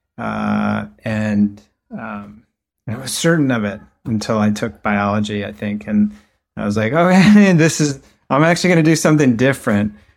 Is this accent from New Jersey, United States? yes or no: yes; outside New York City, suburban New Jersey, United States; I grew up outside of New York City in New Jersey.